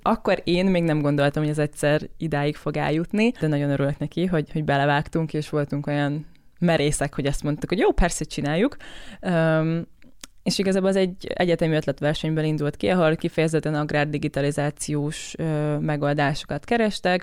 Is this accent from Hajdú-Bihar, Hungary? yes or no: yes; Debrecen, Hajdú-Bihar, Hungary; alapvetően Debrecenből származom, és a családom ott foglalkozik mezőgazdasággal